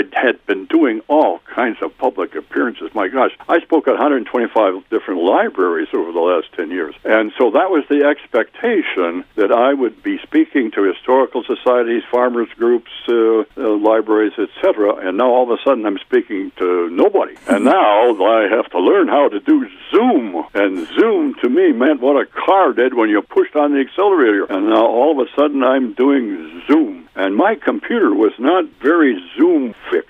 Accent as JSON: {"language": "English", "town": "Wild Rose", "region": "Wisconsin", "country": "United States", "tie": "born or raised there", "said": "My hometown's Wild Rose"}